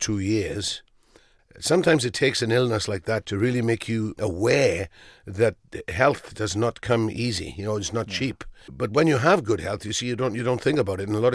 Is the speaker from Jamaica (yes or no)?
no; Wales, United Kingdom; growing up in Wales